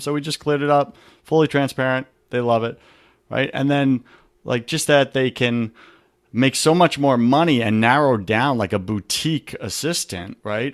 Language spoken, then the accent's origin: English; New York, United States; I'm from New York